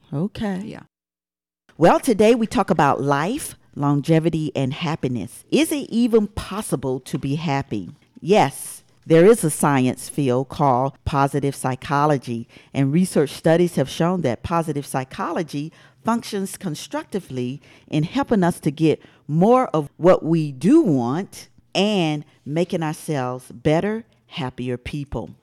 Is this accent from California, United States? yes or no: no; Atlanta, Georgia, United States; ATL, which I was born and raised